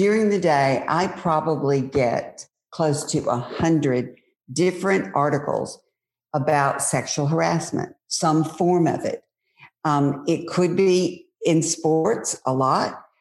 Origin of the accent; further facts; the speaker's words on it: Mississippi, United States; my friends growing up in Mississippi, they're now my age